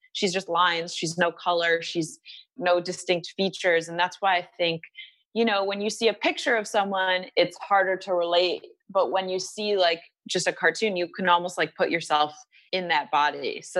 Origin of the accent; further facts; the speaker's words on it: Michigan, United States; Yes. I'm from Michigan.